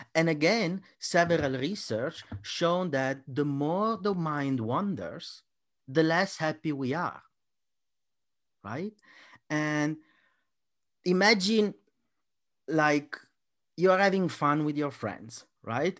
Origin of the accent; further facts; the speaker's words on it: Italy; I'm Italian